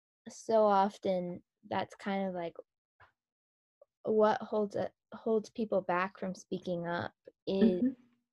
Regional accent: United States; realizing, oh, I'm Korean American and like stepping into that.

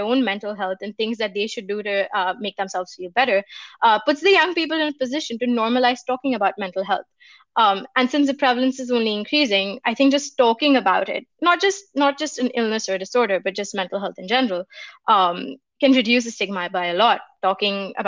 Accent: India; moved away; I come from India, and in my community

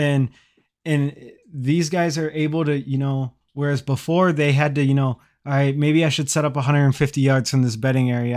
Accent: Midwest, United States; I'm from the Midwest

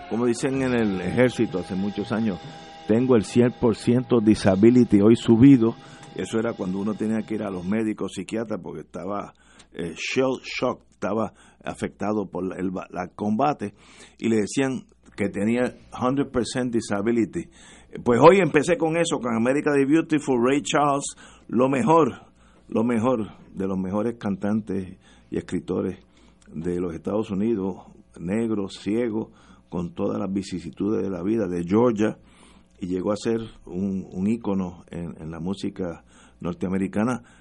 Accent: Venezuela; born there; Yo nací en la Ribera.

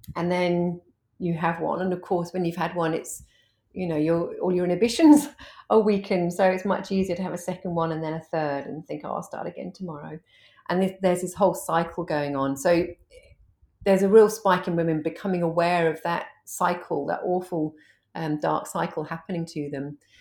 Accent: United Kingdom; moved away as an adult; now in Hervey Bay, Australia; I'm an Aussie mum of two, but I'm originally from the U K, and I've only been in Australia for, um, ten years, uh, twelve years

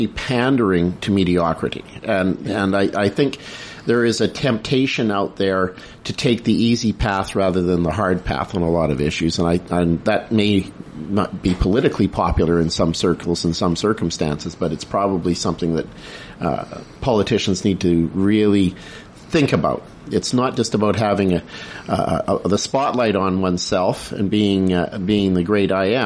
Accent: Prince George, British Columbia, Canada; it's been an interesting time for me growing up in Prince George

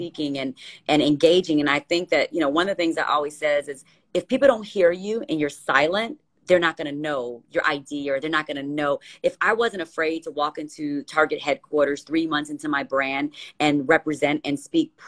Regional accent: Gary, Indiana, United States; I grew up in Gary, and we didn't have much

